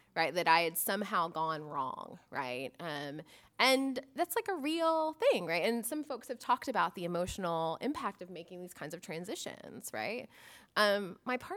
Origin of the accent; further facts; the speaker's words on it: Florida, United States; I'm from Florida